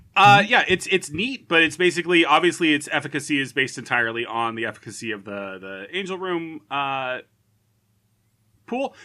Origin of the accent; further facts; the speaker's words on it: United States; I'm an American